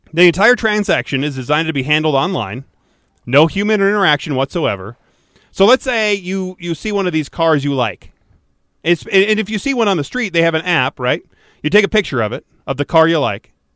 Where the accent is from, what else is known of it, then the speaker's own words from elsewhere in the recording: Detroit, Michigan, United States; I grew up in Detroit